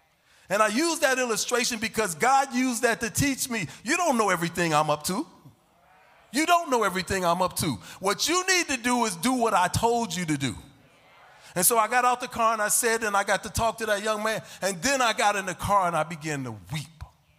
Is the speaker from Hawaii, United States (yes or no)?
no; Chicago, Illinois, United States; I was down on the Lake Michigan, right? I'm from Chicago.